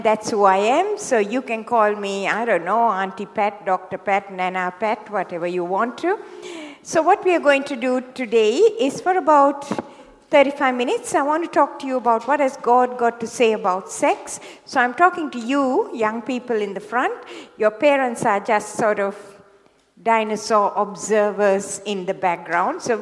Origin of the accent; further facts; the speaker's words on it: Sri Lanka; moved away as an adult; also born or lived in Hawaii; now in Sydney, Australia; I was born in Sri Lanka, in the tea plantations of Sri Lanka. And I went to medical school there